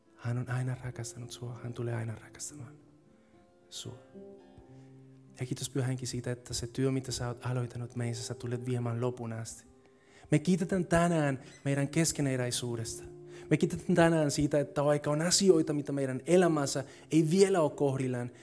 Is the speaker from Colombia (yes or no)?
yes; Colombia; Finnish is a second language; now in Finland; Kolumbiassa, mistä mä oon kotoisin